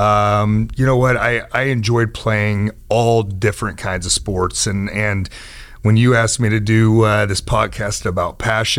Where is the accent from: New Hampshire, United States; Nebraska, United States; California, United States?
Nebraska, United States; Lincoln; now in Omaha, United States; I grew up in Lincoln, Nebraska, went to Northeast High School. And then we moved to Omaha about 5 years ago